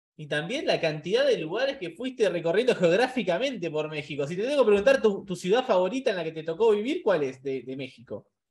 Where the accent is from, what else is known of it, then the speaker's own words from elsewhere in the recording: Argentina; Nosotros como sudamericanos, como argentinos